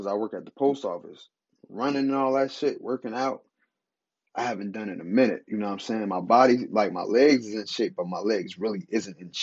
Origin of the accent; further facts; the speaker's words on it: New Jersey, United States; I'm from Jersey